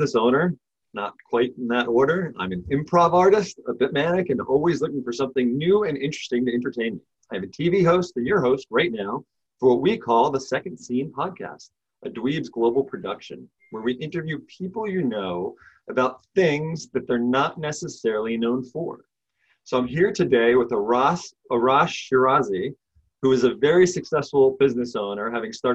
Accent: United States; we both grew up just outside of Washington, D.C.

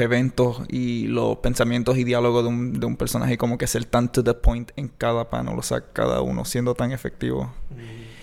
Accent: Mayagüez, Puerto Rico; soy de aquí de Mayagüez

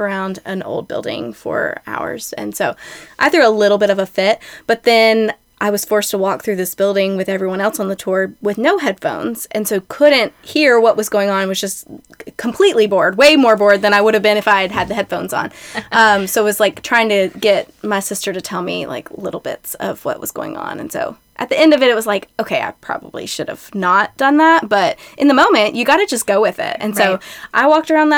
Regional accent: Shelbyville, Kentucky, United States; also born or lived in Lexington; I grew up in Shelbyville and then went to Western Kentucky University

